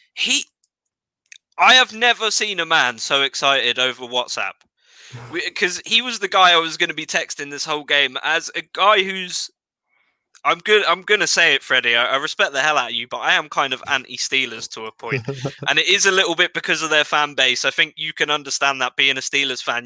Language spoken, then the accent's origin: English; England, United Kingdom; I was from England.